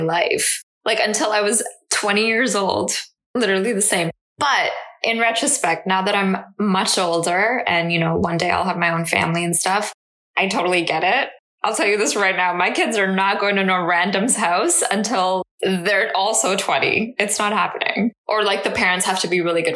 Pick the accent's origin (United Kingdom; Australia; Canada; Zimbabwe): Canada; English is a second language; also born or lived in India; I came here when I was like 6.